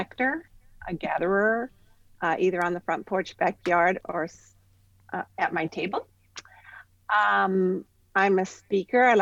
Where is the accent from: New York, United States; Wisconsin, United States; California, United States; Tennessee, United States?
California, United States; Central Coast of; I'm from the Central Coast of California